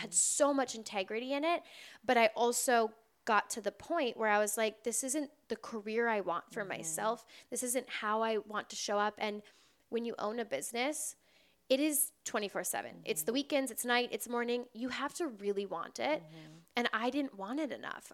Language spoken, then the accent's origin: English; Wisconsin, United States; also born or lived in Door County, Wisconsin; now in Los Angeles, United States; I grew up in Wisconsin.